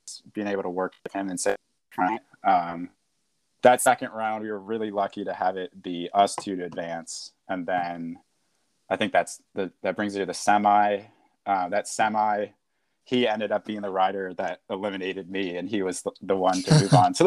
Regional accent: Washington, District of Columbia, United States; moved away; I'm from Washington, D.C.

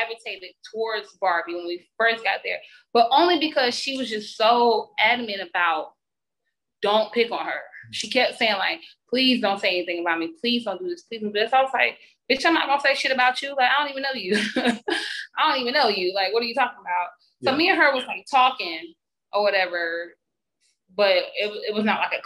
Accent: Columbia, South Carolina, United States; I grew up in Columbia, South Carolina

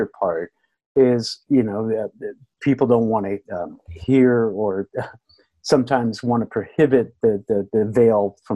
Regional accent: United States; I'm American

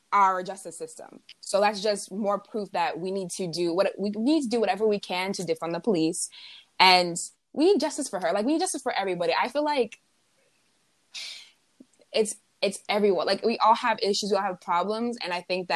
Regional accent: United States; being an American

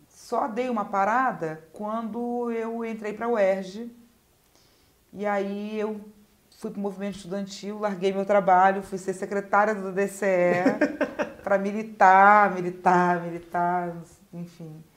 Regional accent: Rio de Janeiro, Brazil; eu sou da Vila da Penha, né? Eu nasci no subúrbio

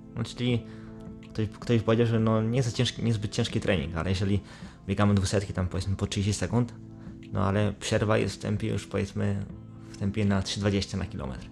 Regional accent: Brzeg, Opole Voivodeship, Poland; Pochodzę z brzegu, województwie opolskim

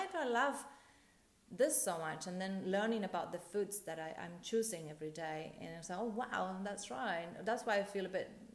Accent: Argentina; I'm from Argentina

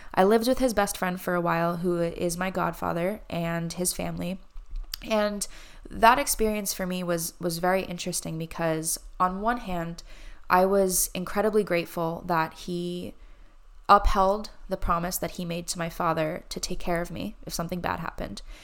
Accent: New Jersey, United States; moved away as an adult; I grew up in New Jersey. I lived in New Jersey until I was twenty-one

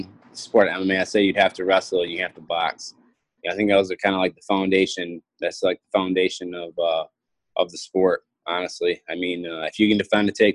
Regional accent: Sparta, United States; the town I grew up in Sparta

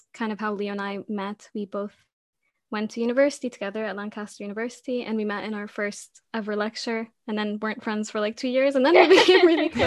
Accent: Jordan; moved away as an adult; now in Newbury, United Kingdom; I am from Jordan, but I am currently living in Newbury in the UK

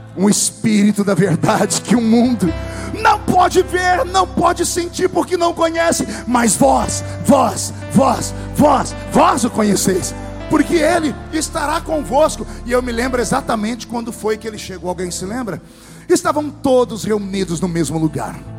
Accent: Brazil; lá onde eu cresci, no meio da Vila Tatu, uma aldeia

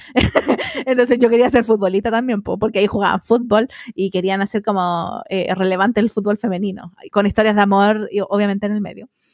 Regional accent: Melipilla, Santiago Metropolitan Region, Chile; teníamos el cable de ahí de mi pueblo, pues Melivisión

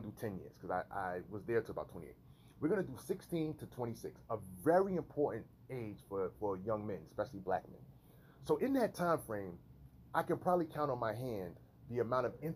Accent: New York City, New York, United States; moved away as an adult; I was raised in New York City in an urban environment

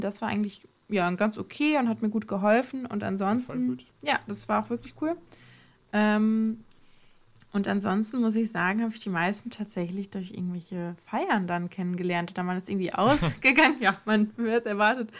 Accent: Ostwestfalen-Lippe, North Rhine-Westphalia, Germany; moved away as an adult; now in Klagenfurt, Austria; ich komme eigentlich aus OWL

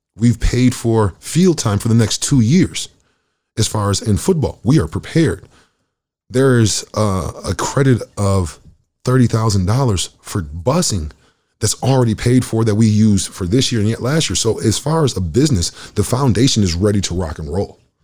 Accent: Michigan, United States; moved away as an adult; also born or lived in Oklahoma; now in Winnipeg, Canada; I'm from Michigan

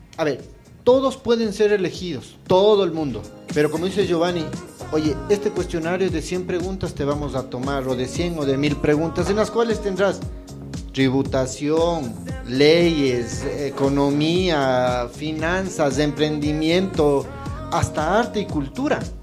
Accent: Ecuador; como ecuatorianos

